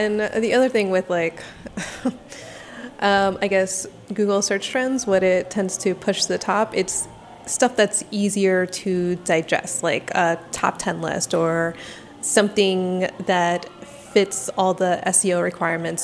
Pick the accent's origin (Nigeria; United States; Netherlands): United States; Northern Virginia; I grew up in Northern Virginia, which is vastly different than the rest of Virginia